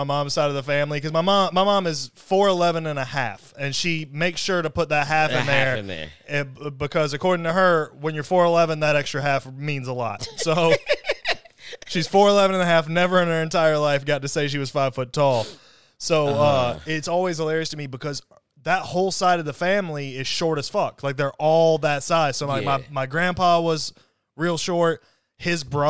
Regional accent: the South, United States; growing up in the South

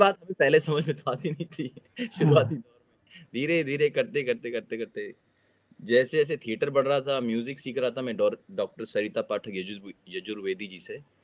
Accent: Delhi, India; moved away as an adult; now in South Korea; दिल्ली का रहने वाला हूँ दिल्ली से कोरिया आया हूँ

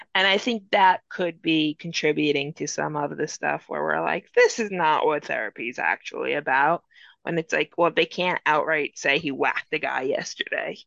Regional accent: New Jersey, United States; I am born and raised in New Jersey

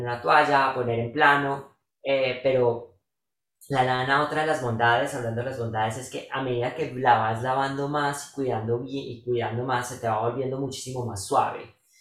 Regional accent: Bogotá, Colombia; los que somos de Bogotá y vivimos en Tierra Fría

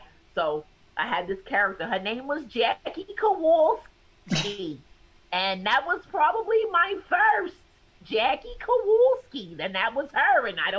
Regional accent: the South, United States; Like I'm from the South and that always throws people off.

